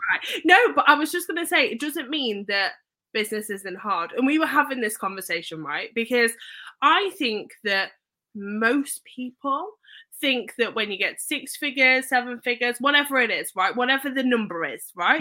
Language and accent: English; Leicester, East Midlands, United Kingdom; moved away; I grew up in Leicester